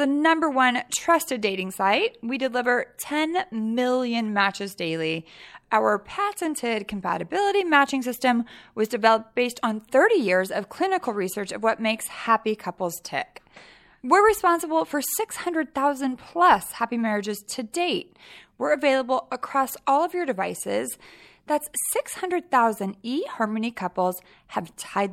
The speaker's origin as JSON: {"language": "English", "town": "Sacramento", "region": "California", "country": "United States", "tie": "born or raised there", "also_born_or_lived": "San Francisco", "said": "I grew up in Sacramento, but then I lived in San Francisco for a really long time"}